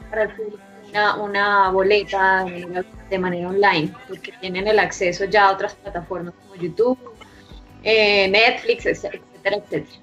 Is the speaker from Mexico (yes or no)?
no; Colombia; aquí en ese país, no sé, no sé en otros países, realmente desconozco, estamos, estamos muy acostumbrados a, lo, gratuito